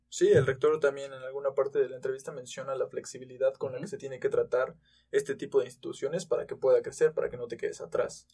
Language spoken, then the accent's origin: Spanish; Tulancingo, Hidalgo, Mexico; now in Querétaro, Mexico; yo también vengo de Tulancingo Hidalgo